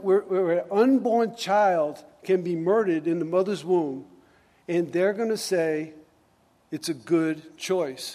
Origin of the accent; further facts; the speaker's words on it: United States